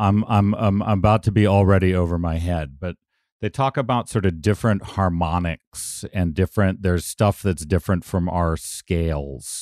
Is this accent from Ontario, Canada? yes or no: yes; Toronto, Ontario, Canada; I'm from Toronto